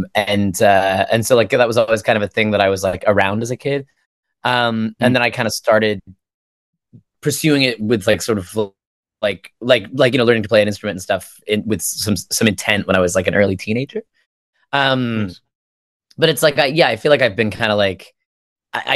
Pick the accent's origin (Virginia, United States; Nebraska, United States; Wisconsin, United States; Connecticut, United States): Virginia, United States; moved away as an adult; also born or lived in United Kingdom; now in Toronto, Canada; so I grew up like mostly in Virginia. And then moved to Toronto from there